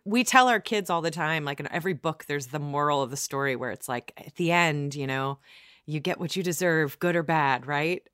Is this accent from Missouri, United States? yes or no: no; Ohio, United States; also born or lived in Iowa; grew up in Ohio